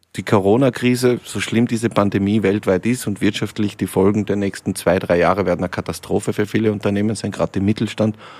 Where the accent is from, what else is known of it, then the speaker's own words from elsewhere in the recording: Lienz, Tyrol, Austria; now in Vienna, Austria; aus meiner Heimat, aus Osttirol, aus Lienz